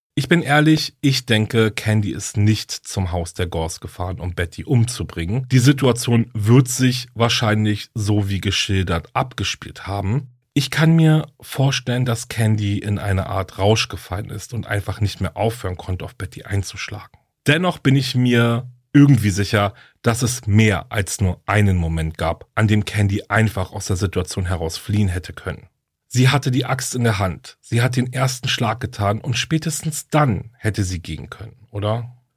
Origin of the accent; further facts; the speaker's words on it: Germany; hier bei uns in Deutschland